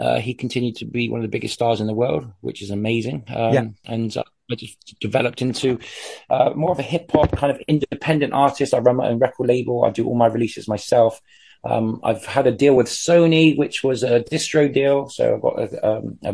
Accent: Bristol, South West England, United Kingdom; I was from Bristol in the UK

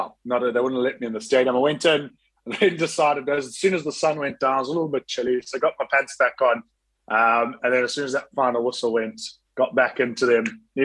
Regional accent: South Africa; growing up in South Africa and going to school at Kingswood and university in Stellenbosch

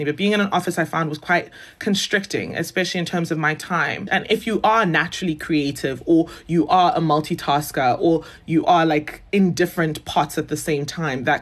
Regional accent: Johannesburg, Gauteng, South Africa; moved away as an adult; also born or lived in Zimbabwe / Nigeria (descent); now in Cape Town, South Africa; I grew up in Johannesburg, did all my schooling there

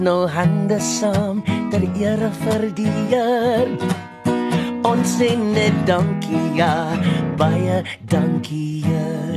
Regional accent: Port Elizabeth, Eastern Cape, South Africa; moved away; Ek is van Port Elizabeth

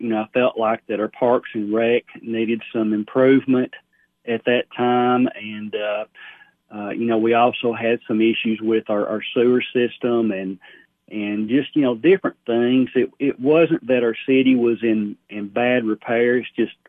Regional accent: Sparta, United States; I had graduated college and just really felt a disconnect, you know, with my hometown. And I saw this as a way of hopefully giving back to Sparta, which has given a lot to me over the years.

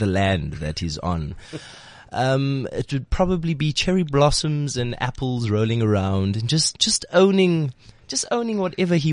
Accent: Johannesburg, Gauteng, South Africa; also born or lived in Cape Town; I'm a Leb from Joburg

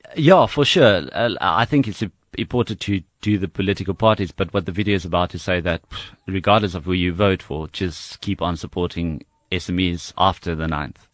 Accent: South Africa; I grew up in Harry Smith

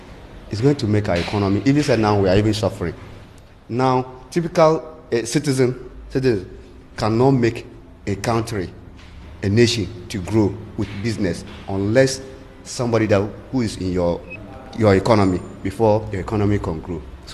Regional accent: northern Ghana, Ghana; I'm not Nigerian. I'm a Ghanaian, typical Ghanaian from the north.

